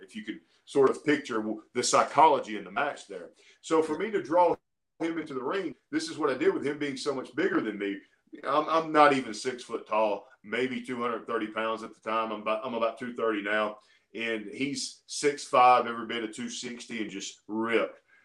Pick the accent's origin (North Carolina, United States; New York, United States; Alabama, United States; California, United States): Alabama, United States; I'm from Alabama, man. I grew up in Alabama